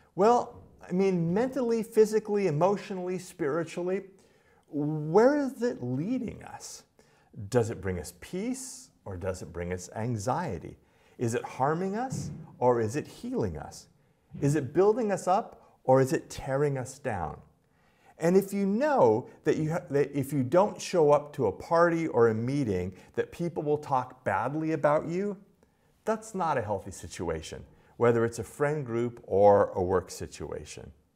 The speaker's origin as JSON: {"language": "English", "town": "Los Angeles", "region": "California", "country": "United States", "tie": "born or raised there", "said": "growing up in Los Angeles"}